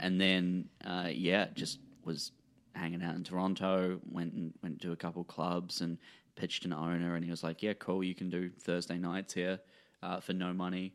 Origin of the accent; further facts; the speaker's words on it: New Zealand; as a New Zealander